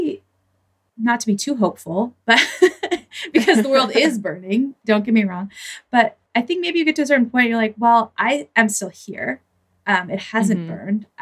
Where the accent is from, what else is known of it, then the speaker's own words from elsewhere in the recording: Oregon, United States; also born or lived in San Francisco; I am from Oregon, I will say, and I lived in San Francisco for my 20s. I came back here